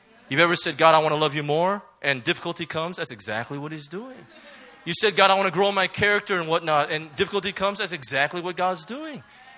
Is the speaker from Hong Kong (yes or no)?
yes; Hong Kong; Any case, I'm from Hong Kong.